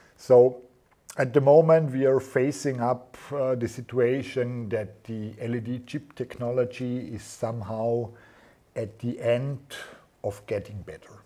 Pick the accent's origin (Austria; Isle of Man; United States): Austria; near Schruns, Vorarlberg; we moved to Schruns, yeah, mm-hmm. because it's close to my hometown